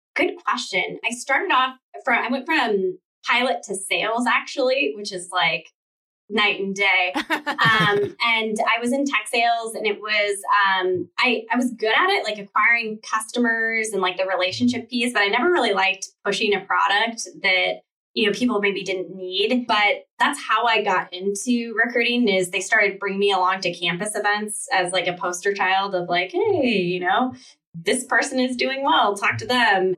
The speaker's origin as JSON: {"language": "English", "town": "Seattle", "region": "Washington", "country": "United States", "tie": "born or raised there", "said": "I grew up in the in the Seattle area"}